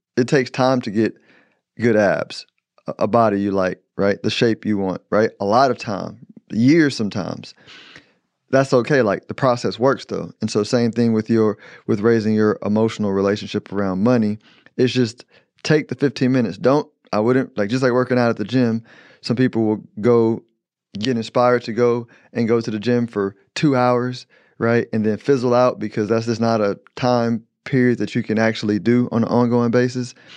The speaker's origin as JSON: {"language": "English", "town": "Houston", "region": "Texas", "country": "United States", "said": "I'm from Houston"}